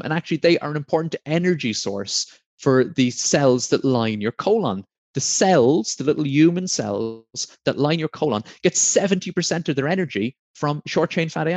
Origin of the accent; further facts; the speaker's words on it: Blarney, Munster, Ireland; also born or lived in Sheldon, Devon, England; now in Devon, United Kingdom; I'm from Blarney in County Cork.